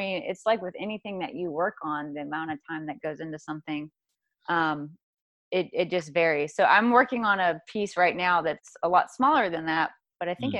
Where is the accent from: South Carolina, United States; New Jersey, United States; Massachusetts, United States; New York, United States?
South Carolina, United States; now in Santa Barbara, United States; I came from the South, South Carolina.